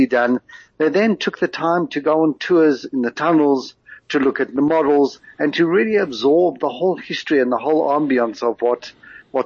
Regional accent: South Africa; accent: South African; now in Israel; I am South African

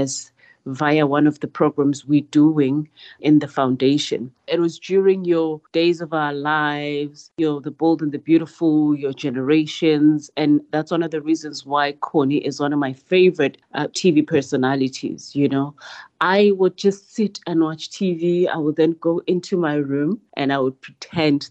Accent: Nelspruit, Mpumalanga, South Africa; I was born and bred in Mpumalanga in a township called Binar

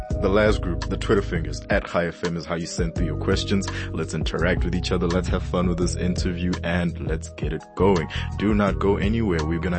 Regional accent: Limpopo, South Africa; growing up in Limpopo, especially in parts of Venda

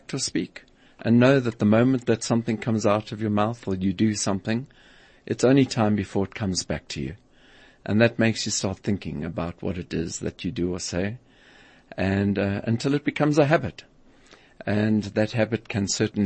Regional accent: South Africa; growing up in South Africa at that time

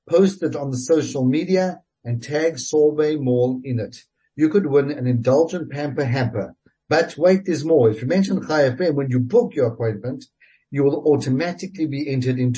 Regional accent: South Africa; being a South African

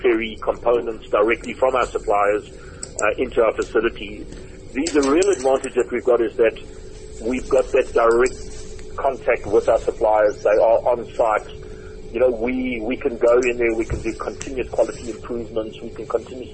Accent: South Africa

